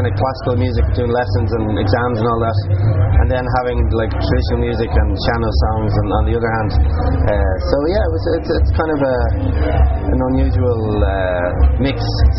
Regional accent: Dublin, Leinster, Ireland; moved away as an adult; also born or lived in Connemara / Leitrim; now in County Wexford, Ireland; I was born in Dublin. Both my parents from the west of Ireland.

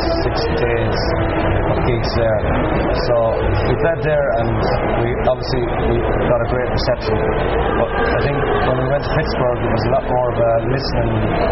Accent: Ireland; we're Irish

